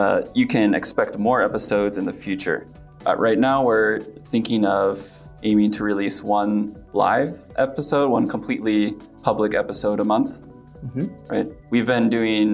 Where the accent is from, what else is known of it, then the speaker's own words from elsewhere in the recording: Pacific Northwest, United States; moved away as an adult; now in Japan; I'm originally from the Pacific Northwest of the US and have been working in Japan now for over 7 years.